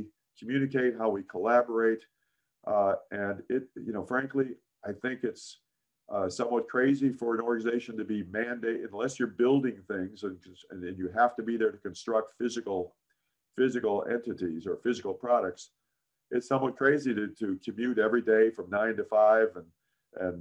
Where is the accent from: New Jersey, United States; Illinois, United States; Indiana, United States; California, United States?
Illinois, United States; Chicago; I grew up in Chicago as a Chicago Cub fan